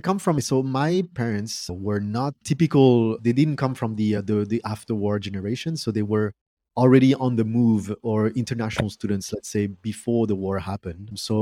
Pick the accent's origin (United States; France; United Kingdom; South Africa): France; English is a second language; also born or lived in Canada; Because I grew up in France. People told me that I was Chinese and I was definitely different, not from France.